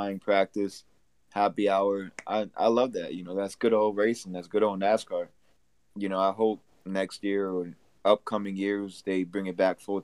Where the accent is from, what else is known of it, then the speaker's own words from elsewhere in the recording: Connecticut, United States; I'm from Connecticut.